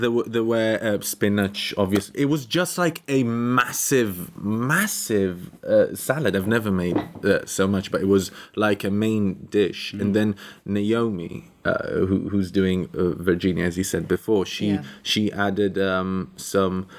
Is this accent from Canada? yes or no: no; Tel Aviv, Tel Aviv District, Israel; moved away; I'm originally from Tel Aviv